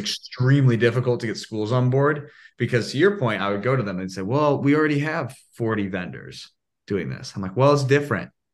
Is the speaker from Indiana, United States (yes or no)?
yes; Indiana, United States; I'm from Indiana.